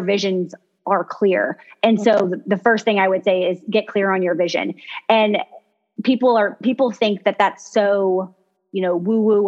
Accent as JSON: {"language": "English", "region": "Kentucky", "country": "United States", "said": "I'm from Kentucky"}